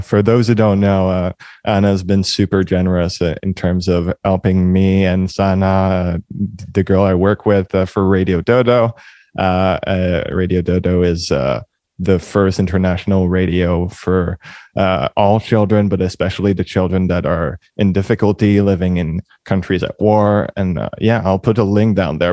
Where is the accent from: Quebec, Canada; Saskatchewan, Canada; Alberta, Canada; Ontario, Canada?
Quebec, Canada; Montreal; moved away; also born or lived in Toronto; We're both from Montreal.